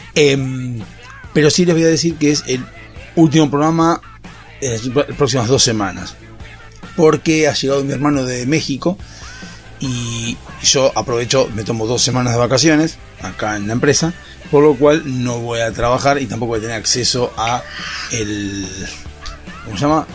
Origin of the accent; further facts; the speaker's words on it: Argentina; somos argentinos y nos creemos que la sabemos toda